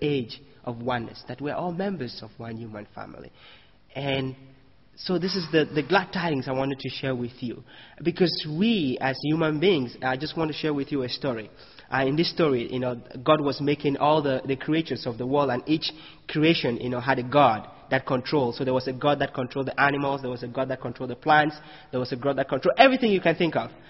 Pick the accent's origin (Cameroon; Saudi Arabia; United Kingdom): Cameroon; moved away as an adult; now in United States; I come from Cameroon. You know, I come to the U.S.